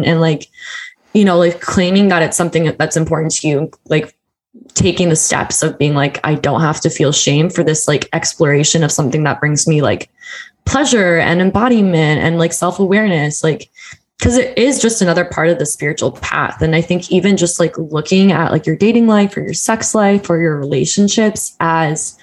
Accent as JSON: {"language": "English", "region": "Deep South", "country": "United States", "tie": "born or raised there", "said": "I was raised in the Bible Belt in the Deep South"}